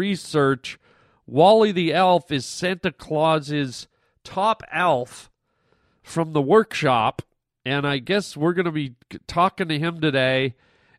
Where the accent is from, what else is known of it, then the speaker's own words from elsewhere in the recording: Canada; now in United States; I'm a Canadian citizen